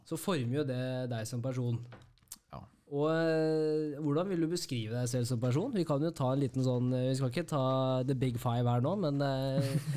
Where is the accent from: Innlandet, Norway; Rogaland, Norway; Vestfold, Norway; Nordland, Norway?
Innlandet, Norway; Kongsvinger; jeg er fra Kongsvinger